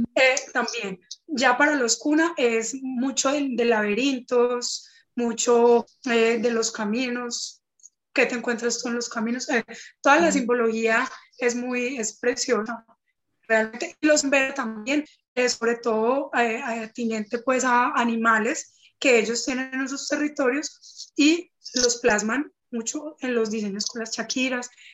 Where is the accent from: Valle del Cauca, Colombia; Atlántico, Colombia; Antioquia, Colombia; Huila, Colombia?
Valle del Cauca, Colombia; Cali; soy de Cali, pues y de acá del Valle